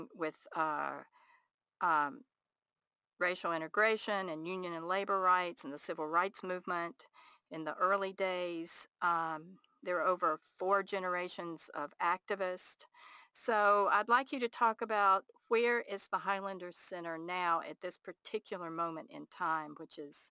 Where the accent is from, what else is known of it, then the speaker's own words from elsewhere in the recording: Atlanta, Georgia, United States; my hometown of Atlanta, Georgia